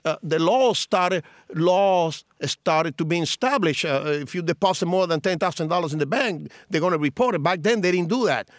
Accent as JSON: {"language": "English", "region": "Cienfuegos", "country": "Cuba", "tie": "born or raised there", "moved": "yes", "lives_now": "Miami, United States", "said": "in my hometown of Cienfuegos"}